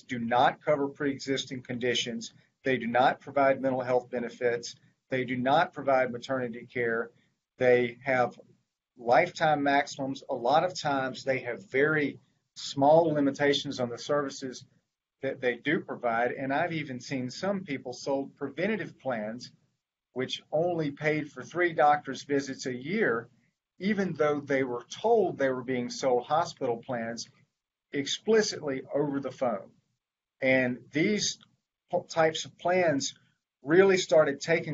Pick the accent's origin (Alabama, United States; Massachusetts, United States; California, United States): Alabama, United States; Mobile; moved away as an adult; now in Vestavia Hills, United States; I grew up in Mobile and went to law school at Alabama